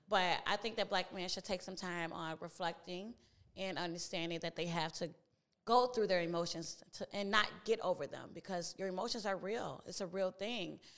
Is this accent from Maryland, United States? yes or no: no; Chicago, Illinois, United States; South side of Chicago, not the west side.